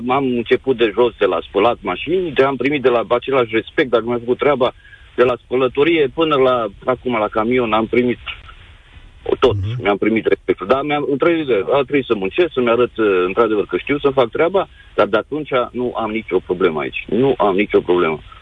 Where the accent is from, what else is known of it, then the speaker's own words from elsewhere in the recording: Bihor County, Romania; moved away as an adult; now in England; sunt din uh, județul Bihor